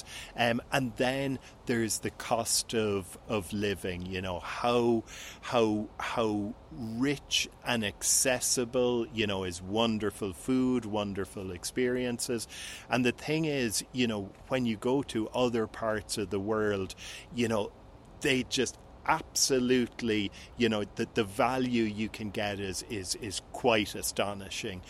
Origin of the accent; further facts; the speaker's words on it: Cork, Munster, Ireland; also born or lived in Lisbon, Portugal / Cabo San Lucas, Mexico; now in Portugal; I'm on my summer vacations in my hometown of Cork, Ireland